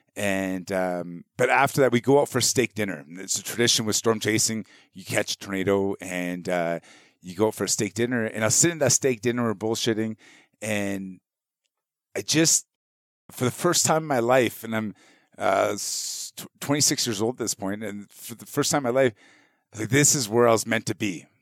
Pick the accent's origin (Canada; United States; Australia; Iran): Canada; being Canadian